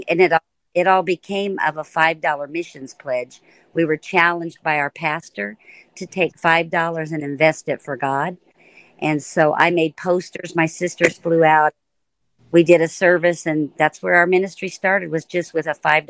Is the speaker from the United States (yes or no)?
yes; Florida, United States; two little podunk kids that grew up in Florida.